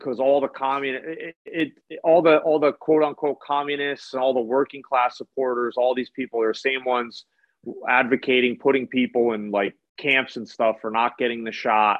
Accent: United States; as an American

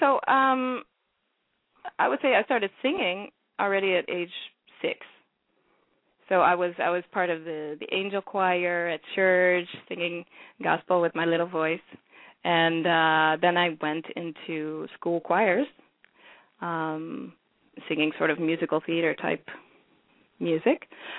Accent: Sierra Leone; I'm from Sierra Leone originally

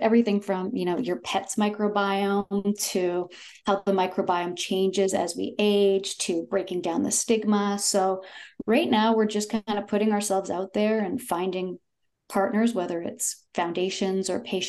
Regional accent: Toronto, Ontario, Canada; but I am from Toronto and I currently live in Toronto.

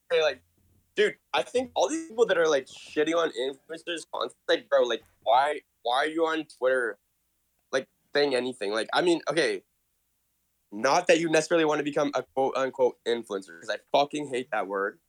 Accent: Canada; I'm Canadian

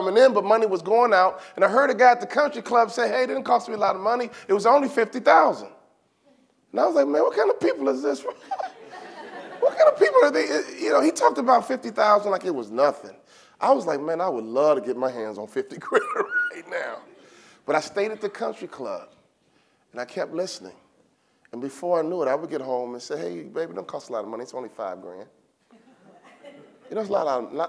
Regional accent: Chicago, Illinois, United States; I'm from Chicago, the inner city, and my father was always big on fellowship

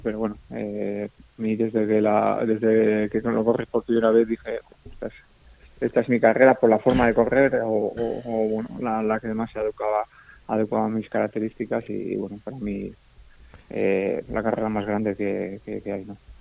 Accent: Usurbil, Basque Country, Spain; now in Zarautz, Spain; yo soy de Usurbil, eh, de un pueblo que está muy cerca de San Sebastián, a 9 kilómetros

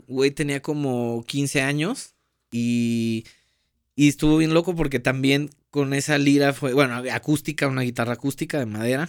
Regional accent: Paso de Ovejas, Veracruz, Mexico; yo soy de Paso de Ovejas, Veracruz

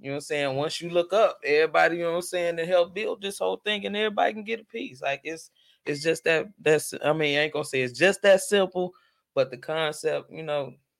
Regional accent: Chicago, Illinois, United States; I'm from Chicago

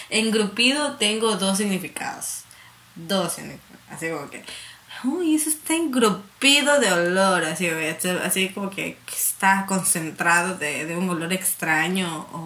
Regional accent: Santa Elena, Ecuador; also born or lived in Guayaquil; yo nací en Guayaquil, pero sí o sí, cuando me pregunten de dónde eres, soy de Santa Elena y Santa Elena de corazón.

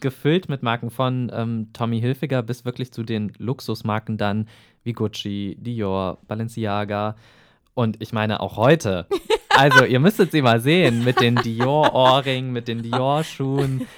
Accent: Eisenach, Thuringia, Germany; ich komme ja aus Eisenach, auch aus Thüringen

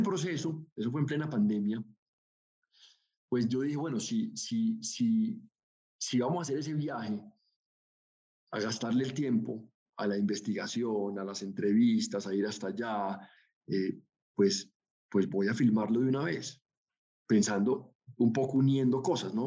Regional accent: Colombia; a nosotros como colombianos

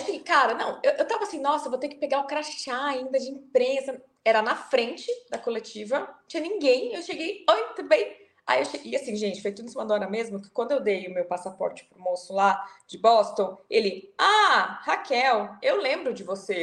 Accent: Brazil; Eu sou do Brasil

